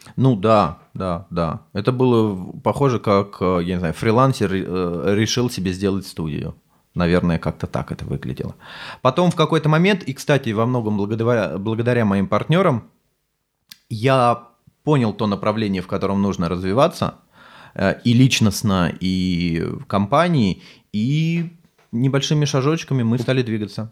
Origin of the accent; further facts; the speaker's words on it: Sergiyev Posad, Moscow Oblast, Russia; я сам из Сергиева Посада из Подмосковья